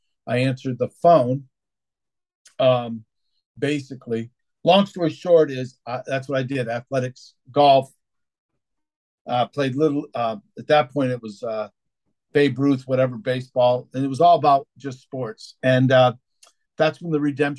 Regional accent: Connecticut, United States; also born or lived in Massachusetts; Then, Jim, I jumped over to Connecticut.

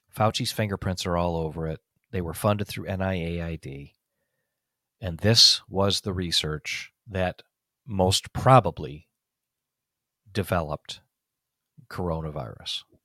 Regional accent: United States; I'm an American, you're an American, I'm a patriot, you're a patriot.

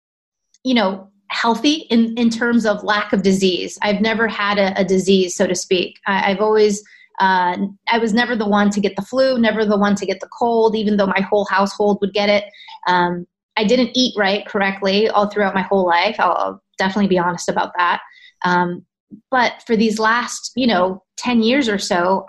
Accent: California, United States; I'm originally from California, so I saw doctors in California

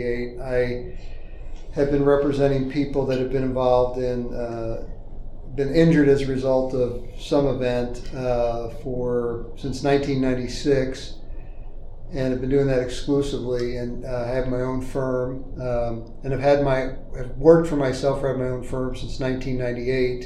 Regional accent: St. Charles County, Missouri, United States; also born or lived in New Jersey; originally I was born in New Jersey, and my family moved from New Jersey to St. Charles County in 1972 when I was 9 years old.

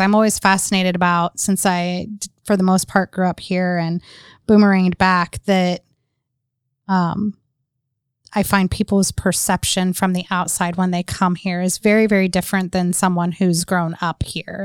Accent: North Carolina, United States; I grew up in North Carolina

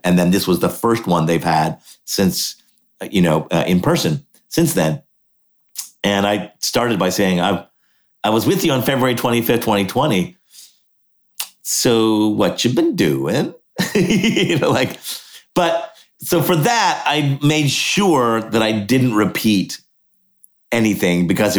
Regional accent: Montreal, Quebec, Canada; Yeah. So born in Montreal.

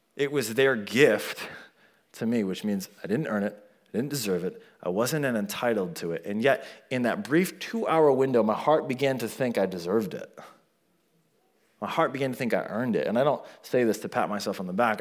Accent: United States; I was born in America

